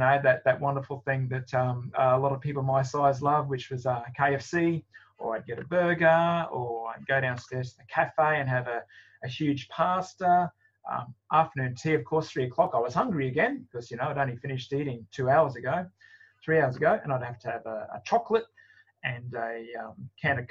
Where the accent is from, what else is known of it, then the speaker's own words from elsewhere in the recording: Australia; because I'm Australian